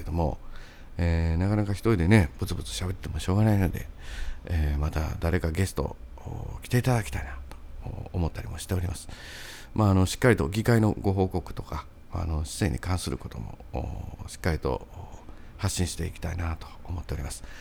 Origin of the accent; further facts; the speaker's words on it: Sakai, Osaka, Japan; 僕の地元のあの三原台